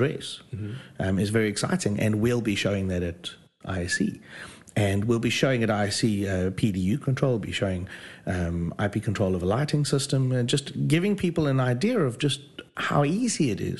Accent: South Africa; moved away as an adult; now in Great Malvern, United Kingdom; I'm from South Africa. Only recently landed in the United Kingdom.

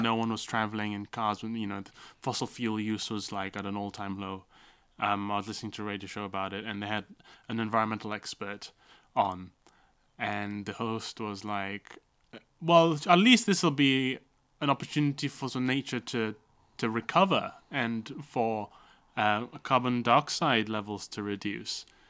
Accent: Kota Kinabalu, Sabah, Malaysia; when I was growing up in Malaysia

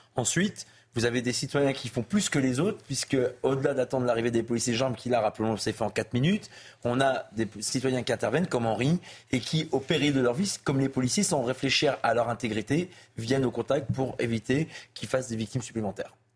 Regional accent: Lille, Hauts-de-France, France; je viens de Lille

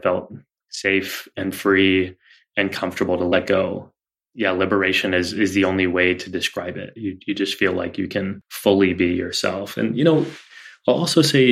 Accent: Texas, United States; our experience growing up in Texas

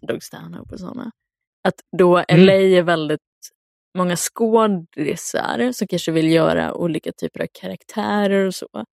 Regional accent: Luleå, Norrbotten County, Sweden; moved away; jag var hemma i Luleå

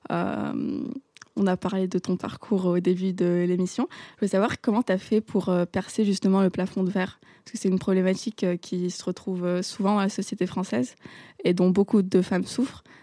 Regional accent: Morocco; dans mon pays natal, le Maroc.

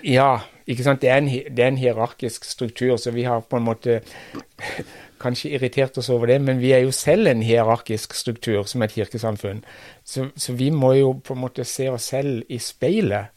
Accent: Kristiansand, Agder, Norway; moved away; jeg kommer fra Kristiansand, altså ganske nær sentrum i, i byen

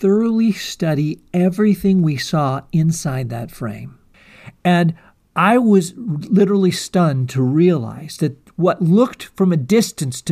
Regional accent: eastern Washington, United States; when I was in community college here in my hometown

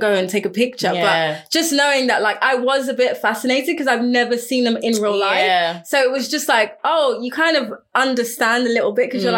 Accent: London, United Kingdom; moved away; I'm not an expat because I was born here

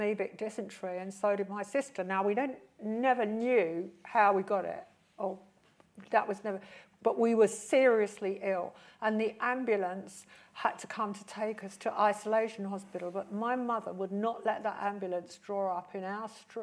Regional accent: London, United Kingdom; I grew up in West London, you know, inner London

